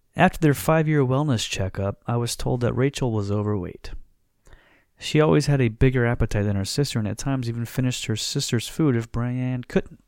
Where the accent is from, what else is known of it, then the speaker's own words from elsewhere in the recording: Florida, United States; now we're from Florida